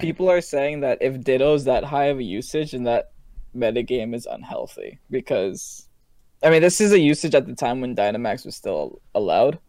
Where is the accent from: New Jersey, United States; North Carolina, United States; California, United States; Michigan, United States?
New Jersey, United States; I'm from Jersey